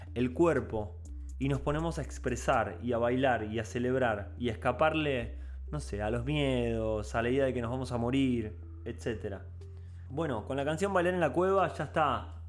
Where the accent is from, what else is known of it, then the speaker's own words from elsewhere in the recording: Buenos Aires, Argentina; como poblador porteño, como poblador porteño de los 100 barrios porteños